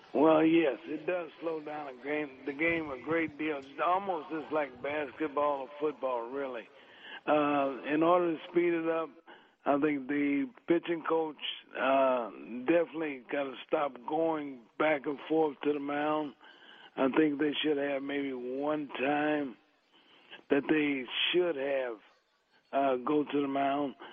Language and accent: English; Cincinnati, Ohio, United States; I was growing up in Cincinnati